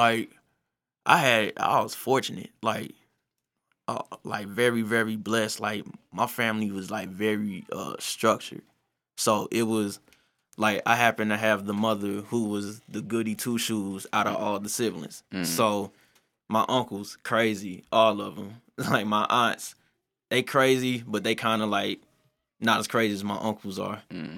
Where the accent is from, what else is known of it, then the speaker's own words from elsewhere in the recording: University City, Missouri, United States; Man, from U City, USA. Like, I grew up on Partridge and Canton.